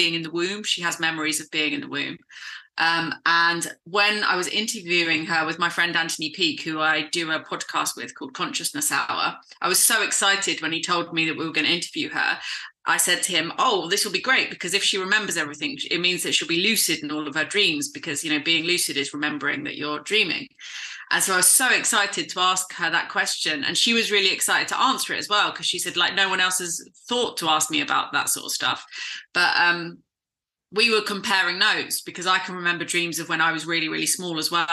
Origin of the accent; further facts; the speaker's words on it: south coast of England, United Kingdom; I've been hosting a lecture club in my hometown. I live on the south coast of England, and I live in a really small town